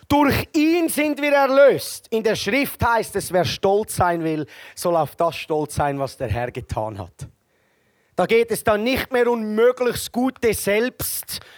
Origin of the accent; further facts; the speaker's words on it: Switzerland; Ja, ich, wenn ich mir Deutsche vorstelle als Schweizer, dann denke ich, sind ähnlich wie mir, die wollen etwas machen.